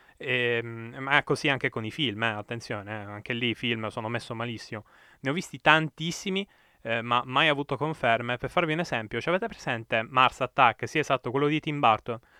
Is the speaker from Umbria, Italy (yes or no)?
yes; province of Perugia, Umbria, Italy; also born or lived in Bagheria, Sicily; a nove anni son stato, diciamo, spedito forzatamente insieme a tutta la mia famiglia eh, nel cuore dell'Umbria